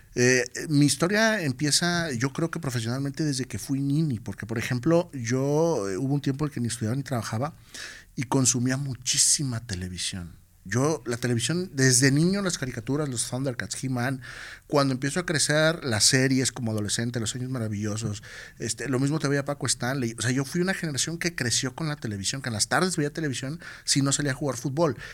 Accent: Tepic, Nayarit, Mexico; also born or lived in Guadalajara; extraño mi tierra y me regreso

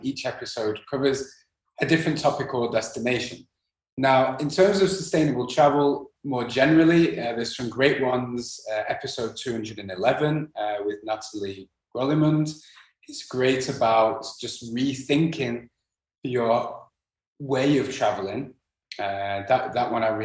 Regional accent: England, United Kingdom; moved away; also born or lived in Netherlands / Spain; growing up in England

